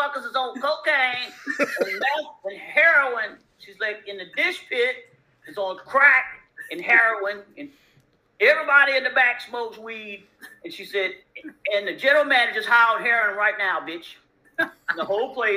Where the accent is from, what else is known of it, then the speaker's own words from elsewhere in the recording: Louisiana, United States; I'm from Louisiana